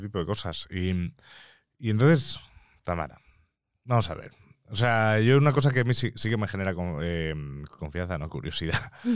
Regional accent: Mallorca, Balearic Islands, Spain; moved away as an adult; now in Madrid, Spain; yo que soy de provincia, yo que soy de Mallorca

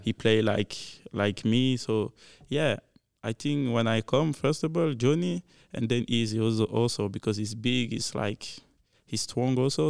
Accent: Belgium; English is a second language; now in Kansas City, United States; I'm French guy because not everybody know about Belgium

